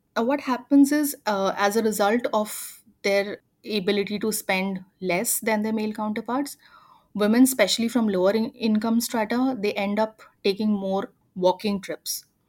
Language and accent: English; near Indore, Madhya Pradesh, India; a city called Indore, which is closer to my hometown